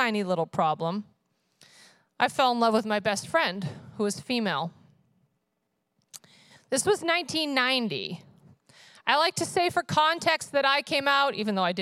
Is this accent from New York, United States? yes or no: yes; upstate New York, United States; also born or lived in Vermont; I was born in Vermont, but my parents actually lived in upstate New York at the time